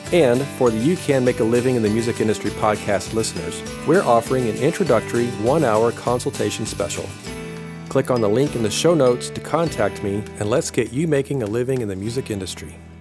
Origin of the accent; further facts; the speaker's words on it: Paducah, Kentucky, United States; I'm from Paducah, which is Western